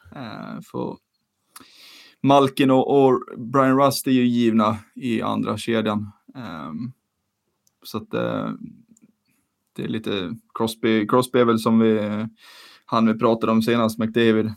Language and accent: Swedish; Sweden; som svensk